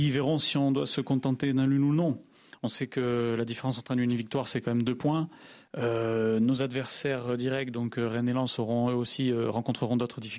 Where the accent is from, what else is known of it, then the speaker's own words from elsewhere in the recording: Brazil; Euh, mais vous savez, je viens du Brésil aussi, où on a euh, une culture de jeu qui est beaucoup sur la vitesse et les contre-attaques.